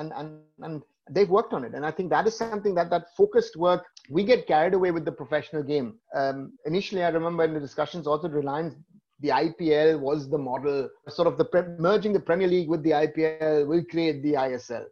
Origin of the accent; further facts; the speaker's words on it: Germany; I'm born here. So I am on one side German and I'm on the other side, I am Indian.